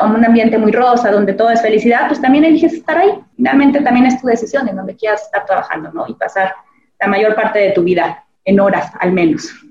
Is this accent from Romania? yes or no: no; Mexico; como mexicanos